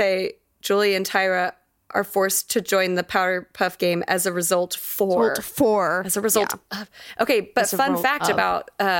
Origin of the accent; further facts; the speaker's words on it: Texas, United States; moved away; also born or lived in Colorado; us growing up in Texas